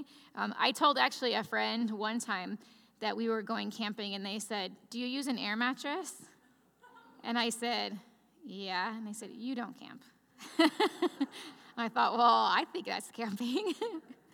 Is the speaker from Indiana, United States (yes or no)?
yes; Chicagoland area, northwest Indiana, United States; I'm from the Midwest, from the Chicagoland area, right northwest Indiana, right outside Chicago.